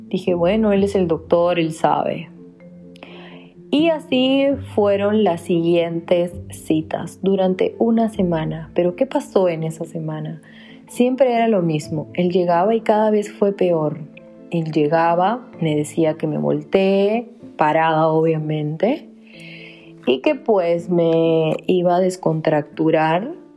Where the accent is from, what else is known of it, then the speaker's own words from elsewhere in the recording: Peru; moved away; yo le digo, de Perú